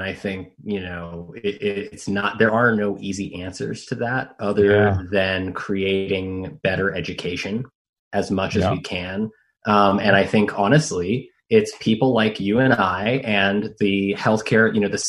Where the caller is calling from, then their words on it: Monterey, California, United States; I'm calling you from Monterey, California.